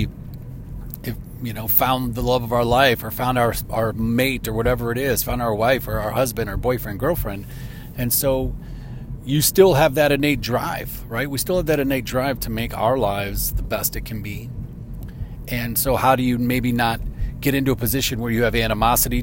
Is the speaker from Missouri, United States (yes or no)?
no; Chicago, Illinois, United States; moved away; I'm from the Chicago area